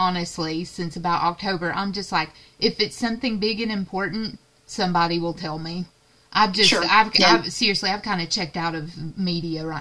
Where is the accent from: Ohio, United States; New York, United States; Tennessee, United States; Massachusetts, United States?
Tennessee, United States; East; in the area where we grew up in Tennessee, East Tennessee.